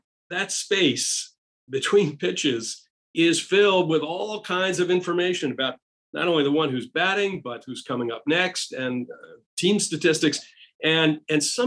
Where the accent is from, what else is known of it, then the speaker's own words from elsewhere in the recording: New England, United States; I grew up in New England